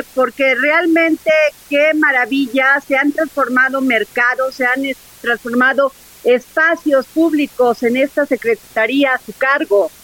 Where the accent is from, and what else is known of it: Mexico